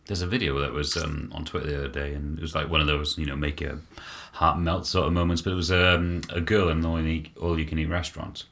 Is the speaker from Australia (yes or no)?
no; United Kingdom; being British